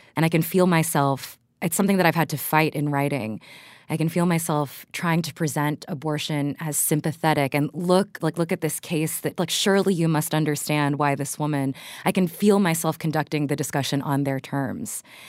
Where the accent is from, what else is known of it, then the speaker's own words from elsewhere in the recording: Texas, United States; I was raised in Texas